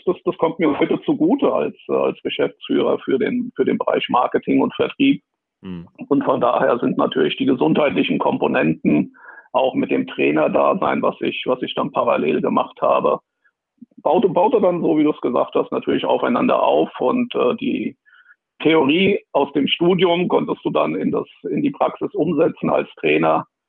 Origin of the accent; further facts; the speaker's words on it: Wiesbaden, Hesse, Germany; extra die Schule gewechselt, um, um ein Sportabitur zu machen in, in meiner Geburtsstadt Wiesbaden